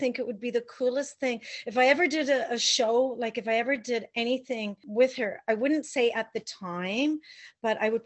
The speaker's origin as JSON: {"language": "English", "town": "London", "region": "Ontario", "country": "Canada", "moved": "as an adult", "lives_now": "White Rock, Canada", "said": "we're both from Ontario. He's from Thunder Bay. I'm from London"}